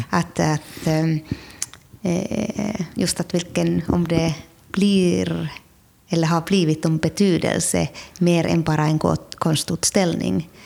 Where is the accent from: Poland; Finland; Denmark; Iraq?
Finland; now in Sweden; jag är född i Finland nu har jag flyttat till Sverige 1992, så jag har varit här väldigt lång tid.